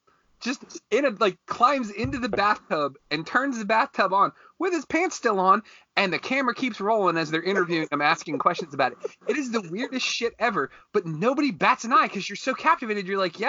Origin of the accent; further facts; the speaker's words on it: United States; being an American citizen.